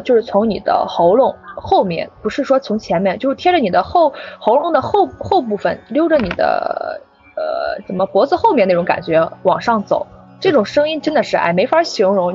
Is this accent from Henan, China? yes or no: yes; Henan, China; accent: Henan dialect; first language Henan dialect; 我在家是不说普通话的，我在家一直说，我是河南人嘛，我一直说河南话的